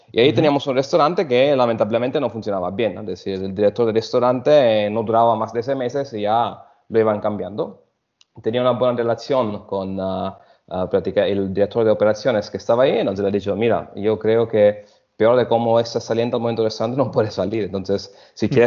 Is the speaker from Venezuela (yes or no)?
no; Sicily, Italy; Spanish is a second language; also born or lived in Germany; soy de origen italiana. Nací en Alemania, pero desde pequeño ya estuve en Sicilia, donde efectivamente crecí.